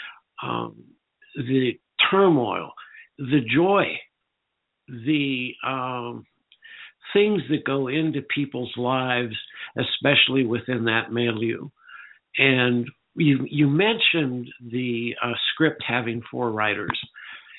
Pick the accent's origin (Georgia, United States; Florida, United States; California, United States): California, United States; Northern; I grew up in Northern California